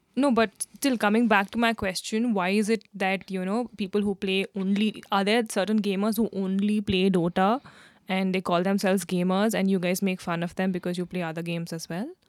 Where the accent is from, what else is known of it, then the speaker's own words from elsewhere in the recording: India; being an Indian